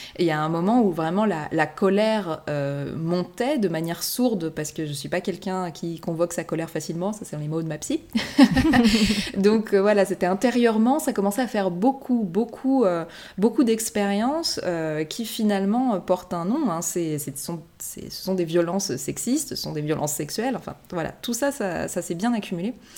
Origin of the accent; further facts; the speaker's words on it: France; first language French; moved away as an adult; also born or lived in Japan; à mon retour en France aussi, je pense que le fait de, baigner, dans, de baigner de nouveau dans ma langue maternelle